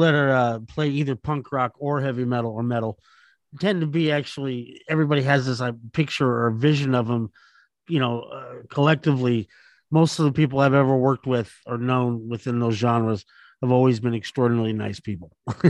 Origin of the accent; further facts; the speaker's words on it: Los Angeles, California, United States; I'm from Los Angeles too, growing up.